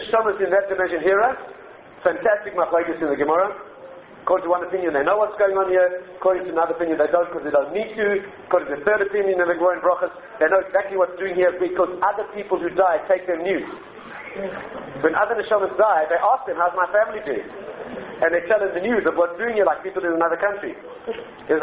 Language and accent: English; South Africa; I come from South Africa